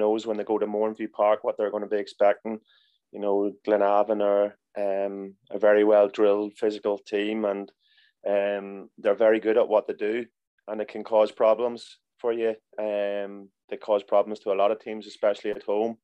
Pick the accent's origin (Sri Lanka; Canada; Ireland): Ireland; Monaghan, Ulster; Monaghan United was my hometown club